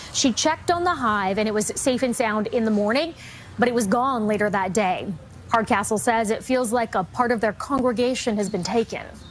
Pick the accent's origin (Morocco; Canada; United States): Canada; Vanderhoof, British Columbia; I'm from Vanderhoof, B C